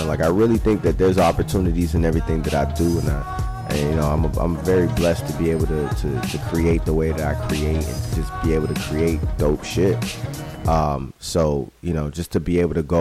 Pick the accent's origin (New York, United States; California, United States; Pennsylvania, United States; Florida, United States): Florida, United States; Miami; now in Tampa Bay, United States; I'm a Florida boy. I'm from Miami, Florida, and I love Miami to death.